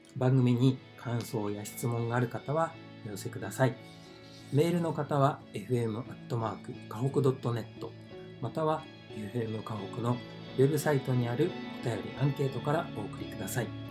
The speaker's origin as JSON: {"language": "Japanese", "region": "Toyama", "country": "Japan", "tie": "born or raised there", "also_born_or_lived": "Tokyo", "moved": "as an adult", "lives_now": "Ishikawa, Japan", "said": "僕は富山県生まれなんですね。"}